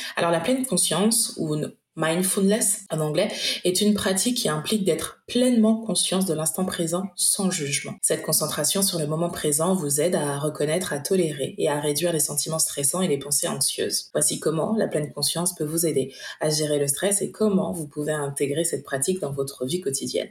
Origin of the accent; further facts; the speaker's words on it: Martinique; je suis martiniquaise